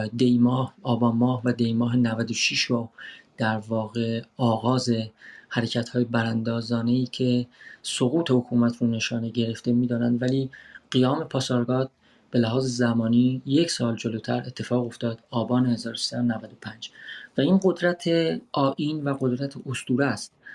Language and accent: Persian; Iran; moved away as an adult; من کمی بیش از یک ساله که از ایران آمدم بیرون و در واقع فرار کردم